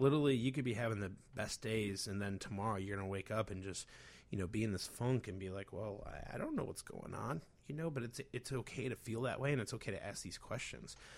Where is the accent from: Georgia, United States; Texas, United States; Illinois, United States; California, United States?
Illinois, United States; Chicago; being a Chicagoan's very funny